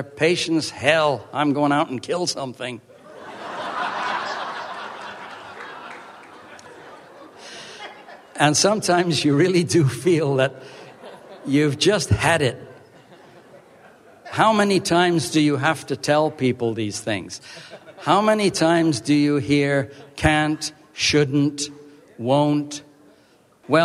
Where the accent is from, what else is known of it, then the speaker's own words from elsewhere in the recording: Vancouver Island, British Columbia, Canada; my hometown on Vancouver Island